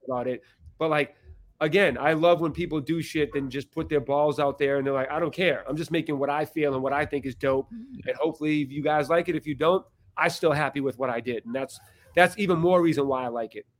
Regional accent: Boston, Massachusetts, United States; I'm from Boston

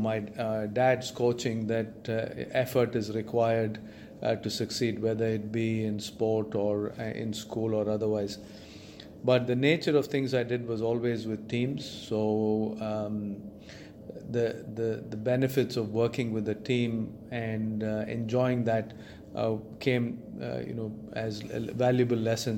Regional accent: Chennai, Tamil Nadu, India; I grew up in Chennai, in India

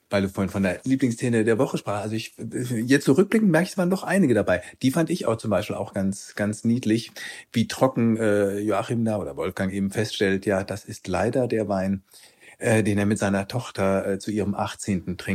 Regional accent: Frankfurt am Main, Hesse, Germany; also born or lived in Cologne / Hamburg; now in Potsdam, Germany; Also ich komme ursprünglich da aus der Ecke Frankfurt am Main, über Köln, Hamburg, Ostseeküste bin ich dann wegen gute Zeiten, schlechte Zeiten hier in Potsdam gelandet.

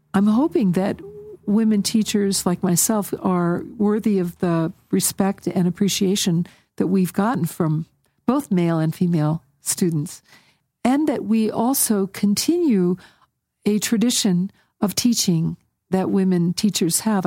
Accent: United States; we as American Buddhists

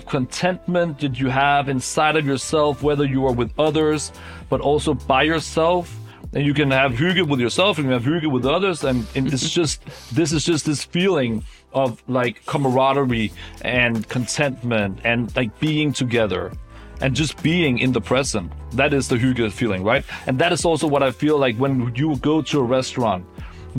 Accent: Copenhagen, Capital Region of Denmark, Denmark; I am from Copenhagen and it's such a big part of my DNA

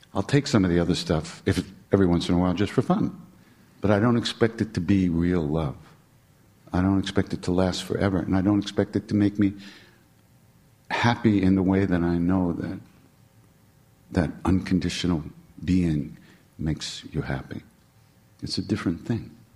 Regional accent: New York, United States; I'm from New York

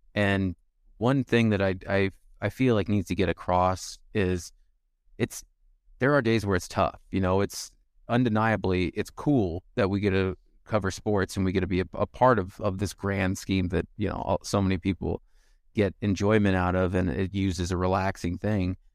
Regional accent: County 42, Nebraska, United States; I'm from forty-two County

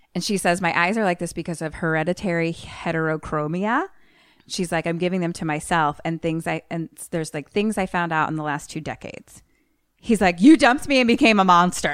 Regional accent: United States; I am American

